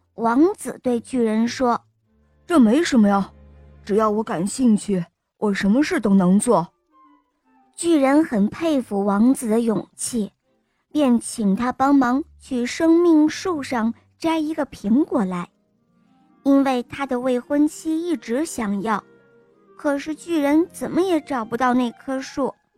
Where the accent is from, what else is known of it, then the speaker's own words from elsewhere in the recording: Beijing, China; 我来自北京